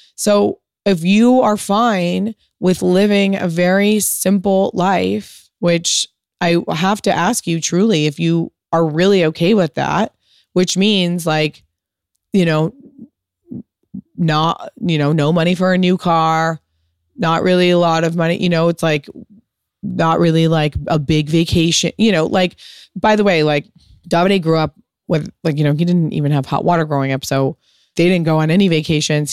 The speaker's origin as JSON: {"language": "English", "country": "United States", "said": "a fucking product of, of being American"}